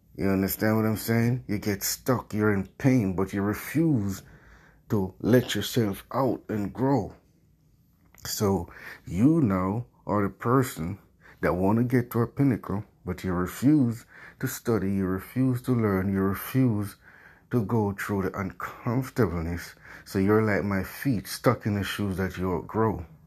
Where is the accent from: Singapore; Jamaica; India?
Jamaica; I grew up poor in Jamaica, where I'm from.